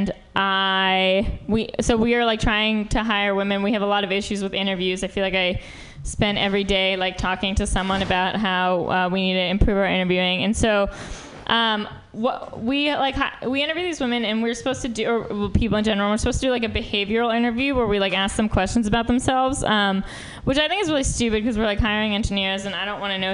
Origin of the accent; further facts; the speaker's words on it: New York, United States; moved away as an adult; now in San Francisco, United States; I'm from New York